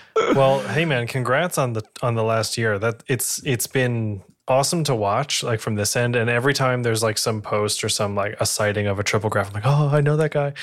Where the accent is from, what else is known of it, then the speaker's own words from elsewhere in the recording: New England, United States; I am from New England